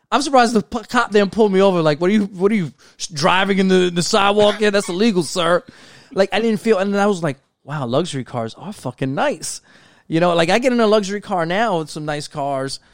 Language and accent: English; New York City, New York, United States; we grew up in New York City, brown and black, you know, community.